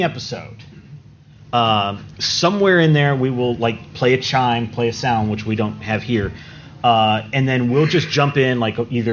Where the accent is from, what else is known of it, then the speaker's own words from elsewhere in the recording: Georgia, United States; I'm from Georgia here